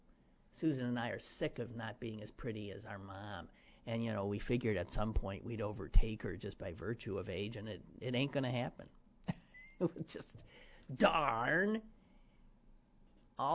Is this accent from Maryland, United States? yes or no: no; Wisconsin, United States; now in Pittsburgh, United States; From my home state of Wisconsin